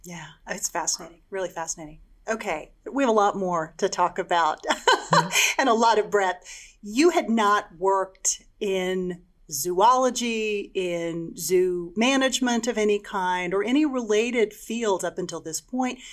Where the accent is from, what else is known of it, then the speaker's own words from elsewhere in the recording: Texas, United States; I'm from Texas